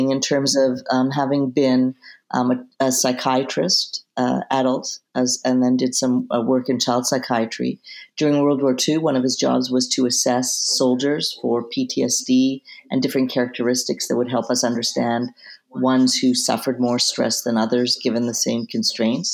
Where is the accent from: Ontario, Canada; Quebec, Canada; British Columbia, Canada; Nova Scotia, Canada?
British Columbia, Canada; Vancouver; moved away; also born or lived in Jerusalem; I'm originally from Vancouver, Canada